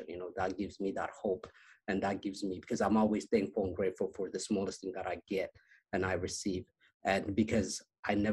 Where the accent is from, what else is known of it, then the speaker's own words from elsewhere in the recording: Addis Ababa, Ethiopia; moved away; also born or lived in Las Vegas, United States; I was born in Ethiopia, in Addis Ababa, the capital, and a small neighborhood, you know, and it's called Kazanchis.